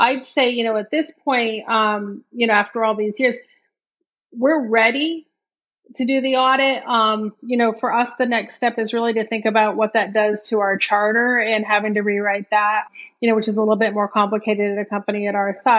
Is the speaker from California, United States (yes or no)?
no; Maine, United States; moved away as an adult; I grew up in Maine